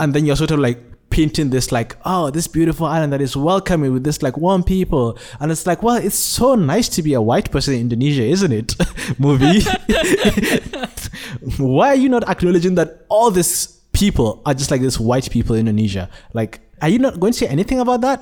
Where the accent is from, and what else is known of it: Nigeria; born or raised there; now in Malaysia